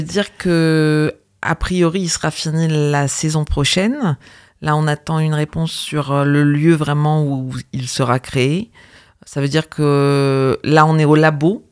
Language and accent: French; Normandy, France; j'ai vécu mon enfance en Normandie